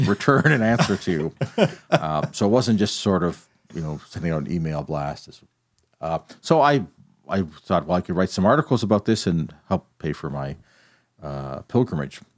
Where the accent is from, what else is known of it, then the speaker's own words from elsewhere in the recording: Calgary, Alberta, Canada; moved away as an adult; now in Kingston, Canada; I grew up in Calgary, where my family is, but I came to Queens.